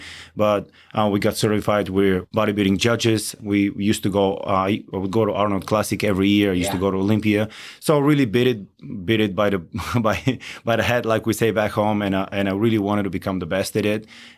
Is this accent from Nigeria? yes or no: no; Bulgaria; moved away as an adult; now in Outer Banks, North Carolina, United States; I'm Bulgarian.